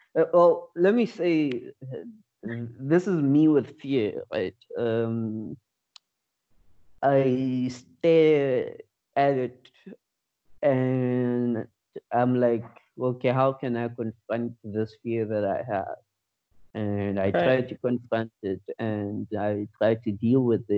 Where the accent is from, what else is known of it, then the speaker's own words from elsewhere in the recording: Pretoria, Gauteng, South Africa; moved away as an adult; now in Cape Town, South Africa; I'm from Pretoria, currently in Cape Town for work purposes